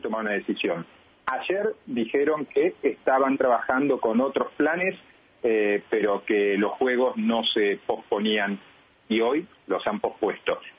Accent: Argentina; en mi país, en la Argentina

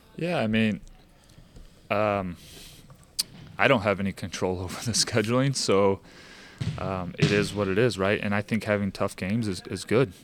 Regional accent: St. Louis, Missouri, United States; now in Kansas City, United States; I'm from Saint Louis

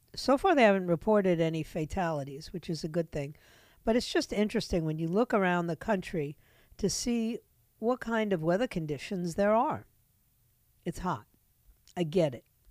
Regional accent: New York City, New York, United States; moved away; New York City, my hometown

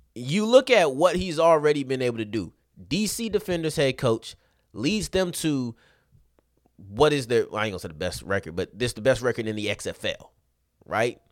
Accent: Arlington, Texas, United States; I'm from Arlington

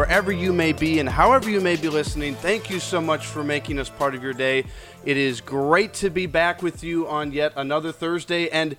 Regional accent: Minnesota, United States; now in Wisconsin, United States; Well, I grew up in Minnesota, so even though I live in Wisconsin

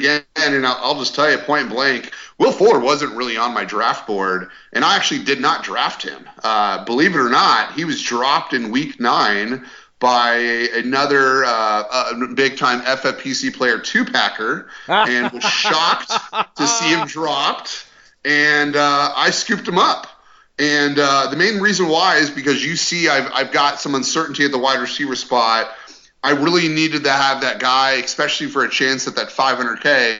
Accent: Colorado, United States; now in Dallas, United States; And the main reason is I'm from Colorado.

